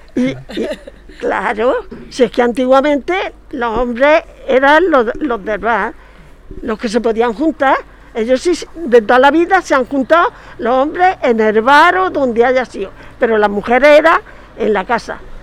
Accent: María, Andalusia, Spain

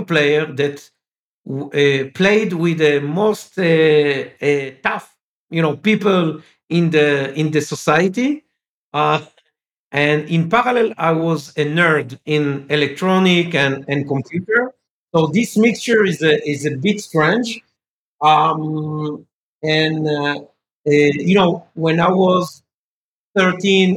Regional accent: France; first language French; English is a second language; I was born in France. Okay, I'm speaking French. I was born in France.

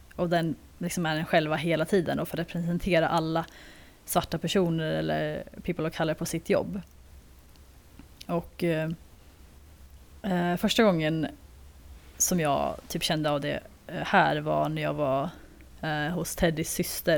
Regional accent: Sweden; jag är ju andra generationens invandrare till Sverige

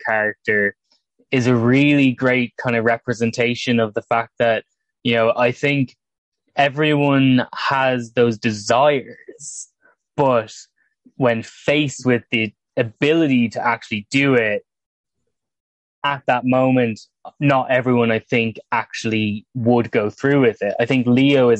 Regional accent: Ireland; as someone from Ireland

